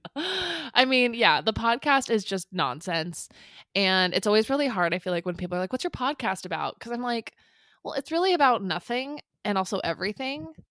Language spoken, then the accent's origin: English; San Clemente, California, United States; We were born and raised in Orange County, California, mostly in San Clemente